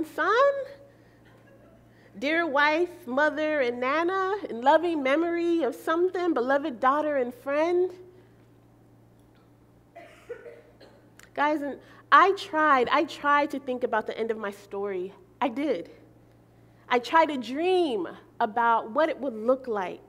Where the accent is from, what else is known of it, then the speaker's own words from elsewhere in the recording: Belize; moved away; I'm from Belize